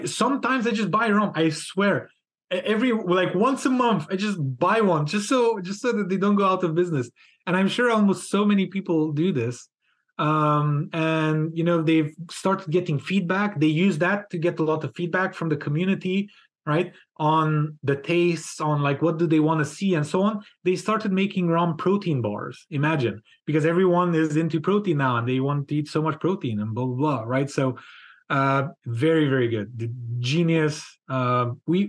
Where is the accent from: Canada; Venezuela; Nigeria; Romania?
Romania; moved away; also born or lived in Hungary; I was born in Romania. So I'm a Hungarian born in Romania. So I have both citizenships.